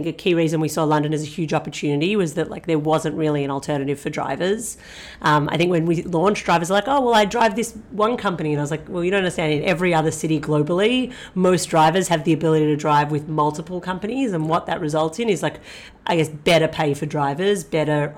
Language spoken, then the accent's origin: English; Australia; moved away as an adult; also born or lived in United States / Singapore; I'm originally Australian